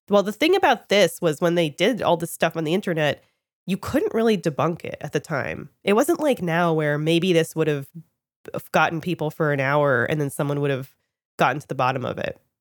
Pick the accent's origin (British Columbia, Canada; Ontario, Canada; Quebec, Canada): Ontario, Canada; Toronto; I'm Canadian, and I was living in Toronto at the time, grew up there